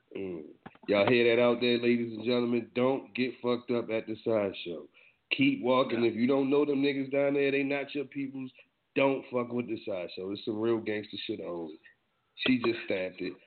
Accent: East Coast, United States; now in West Coast, United States; I'm from the East Coast, and I know it ain't a lot of cats on my side of the world. I'm out here on the West though

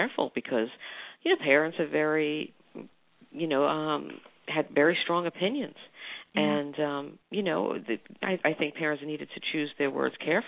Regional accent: New York, United States; being a New Yorker

